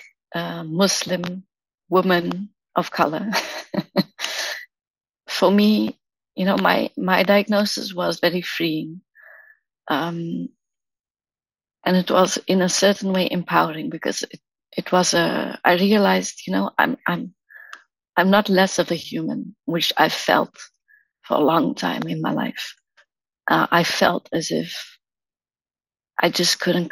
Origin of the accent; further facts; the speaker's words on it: South Africa; now in Amsterdam, Netherlands; I live in the Netherlands in Amsterdam. I'm originally from South Africa. I was born there